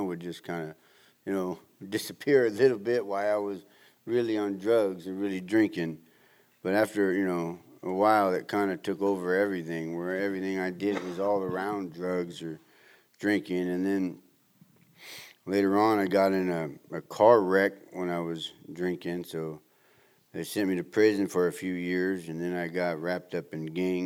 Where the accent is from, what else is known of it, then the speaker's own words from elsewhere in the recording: Southern California, United States; growing up in Southern California